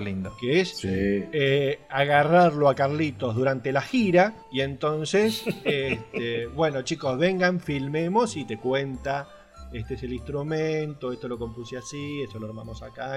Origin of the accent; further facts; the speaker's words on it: Argentina; Soy, soy de Argentina